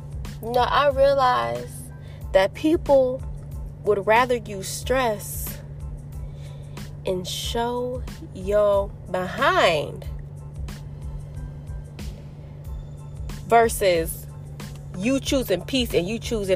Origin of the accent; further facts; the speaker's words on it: Florida, United States; now in North Carolina, United States; I came to Florida, which I am originally born and raised in Florida, but I will never move back here